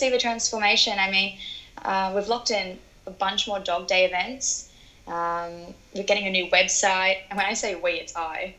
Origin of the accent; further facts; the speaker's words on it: Sydney, New South Wales, Australia; born there; I wasn't born in New Zealand. I was born in Sydney, but my dad's work kind of had us traveling around a fair bit.